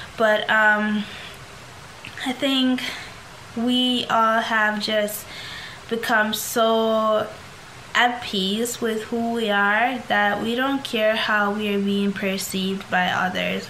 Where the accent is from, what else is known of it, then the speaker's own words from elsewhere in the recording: Jamaica; I grew up in Jamaica